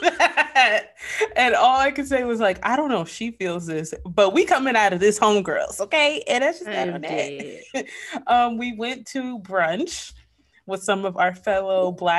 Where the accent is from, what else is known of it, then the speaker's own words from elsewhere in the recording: New York, United States; I'm a New Yorker.